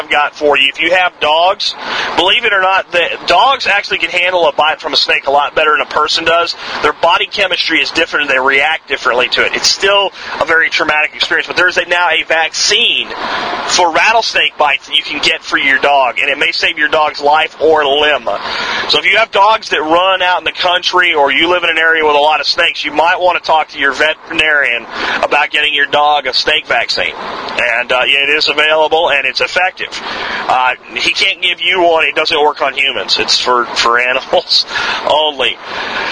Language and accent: English; Jacksonville, Florida, United States; I grew up in Jacksonville